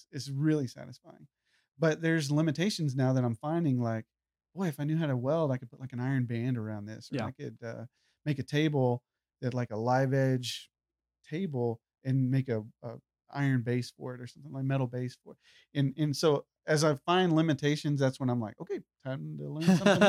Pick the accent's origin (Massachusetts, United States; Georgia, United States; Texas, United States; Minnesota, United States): Texas, United States; I love Texas. Like I said, where did I grow up? I grew up in Texas.